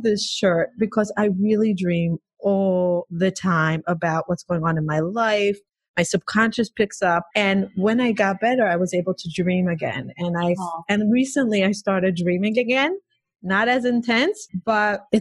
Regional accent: Israel; moved away as an adult; now in United States; I grew up in Israel. I came to the States. I married my husband when I was 26.

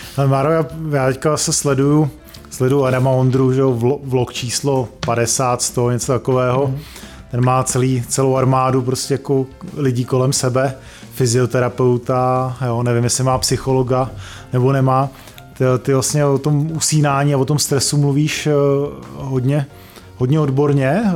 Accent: Prague, Czechia; jsme se narodili v Praze

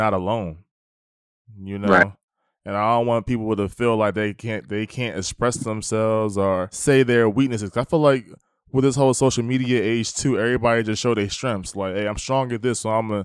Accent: East Coast, United States; now in the South, United States; I'm in the South, like, you know, I'm from the East Coast.

